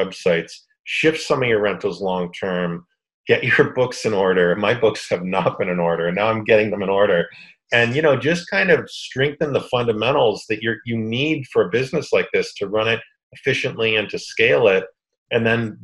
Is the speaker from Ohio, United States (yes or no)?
no; Boston, Massachusetts, United States; moved away; I grew up in Boston